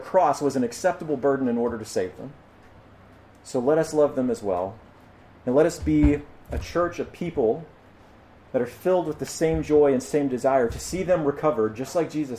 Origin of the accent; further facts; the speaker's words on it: United States; as American